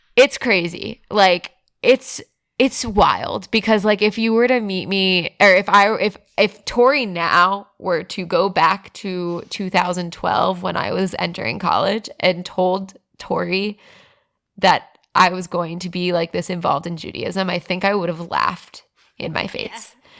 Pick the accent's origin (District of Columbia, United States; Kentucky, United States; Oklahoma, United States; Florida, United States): Florida, United States; South; moved away; also born or lived in Broward County; I grew up in South Florida